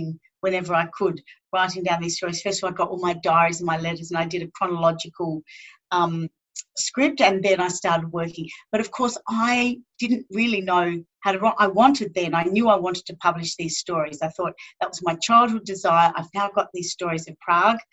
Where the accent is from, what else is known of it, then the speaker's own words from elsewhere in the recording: Northern Territory, Australia; growing up here in Central Australia